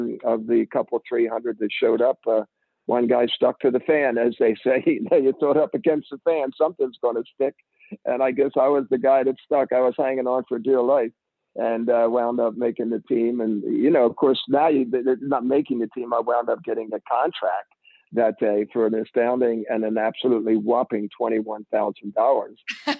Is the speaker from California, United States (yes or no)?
no; Glenolden, Pennsylvania, United States; I grew up in Delaware County in Glen Olden, right south of the airport, the first, second exit south of the airport on 95. And I grew up there, and I went to Interboro High School